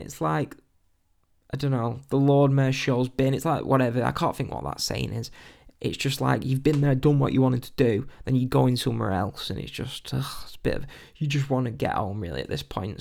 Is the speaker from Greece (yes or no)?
no; England, United Kingdom; being typical English people